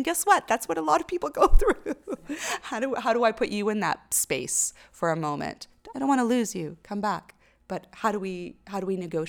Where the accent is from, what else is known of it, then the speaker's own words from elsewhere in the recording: Lebanon; born there; So I'm Armenian, but I'd never been there because I was born in Lebanon